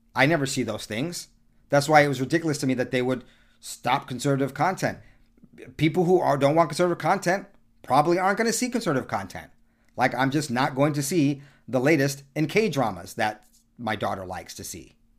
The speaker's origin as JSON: {"language": "English", "town": "San Diego", "region": "California", "country": "United States", "tie": "born or raised there", "also_born_or_lived": "Berkeley / San Francisco", "said": "I grew up in San Diego"}